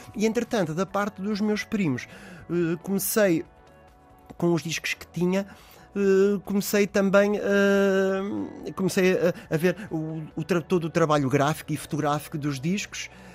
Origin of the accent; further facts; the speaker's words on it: Porto, Porto District, Portugal; also born or lived in London; no local onde eu nasci, mais concretamente ali muito perto da zona da Corujeira